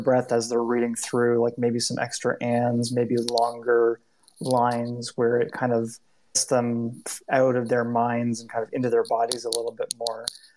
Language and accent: English; Canada; I'm Canadian